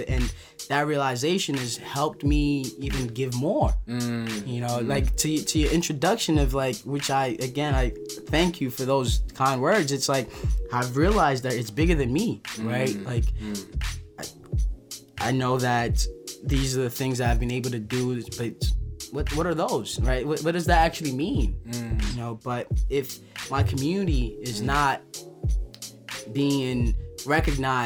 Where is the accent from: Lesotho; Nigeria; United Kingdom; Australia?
Nigeria; now in New York City, United States; I went back to Nigeria to document my hometown where I was like raised, you know, in addition to my current New York City lifestyle